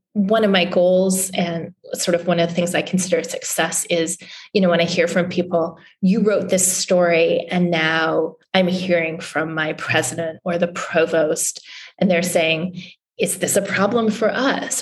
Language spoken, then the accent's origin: English; Newfoundland and Labrador, Canada; also born or lived in New England; now in Washington, DC, United States; I grew up in Canada in a, a, little province in far eastern Canada called Newfoundland